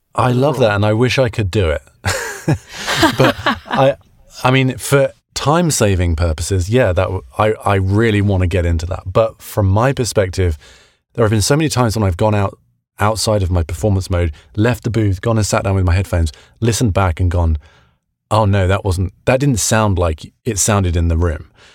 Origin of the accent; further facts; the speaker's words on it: United Kingdom; moved away as an adult; now in United States; being a British guy in America